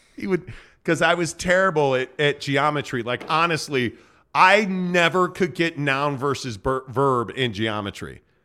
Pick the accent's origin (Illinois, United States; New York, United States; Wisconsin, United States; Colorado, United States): Illinois, United States; Chicago; now in Utah, United States; I grew up in Chicago